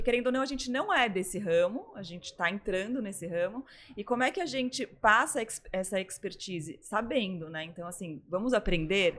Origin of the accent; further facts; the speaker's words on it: São Paulo, Brazil; now in Florianópolis, Brazil; Eu também sou de São Paulo.